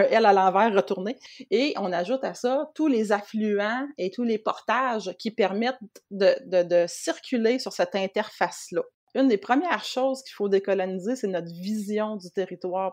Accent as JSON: {"language": "French", "town": "Montmagny", "region": "Quebec", "country": "Canada", "tie": "born or raised there", "also_born_or_lived": "Rimouski", "said": "j'ai grandi à Montmagny, j'ai étudié à Rimouski"}